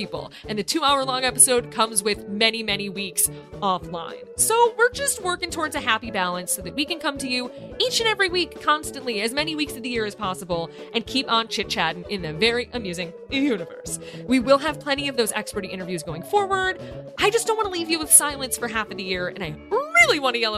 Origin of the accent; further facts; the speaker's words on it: Midwest, United States; My Midwesternness